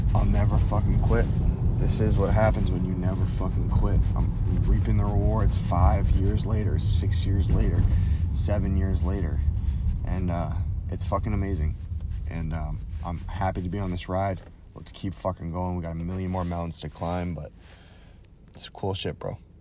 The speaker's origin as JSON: {"language": "English", "town": "Boston", "region": "Massachusetts", "country": "United States", "tie": "born or raised there", "moved": "yes", "said": "my hometown"}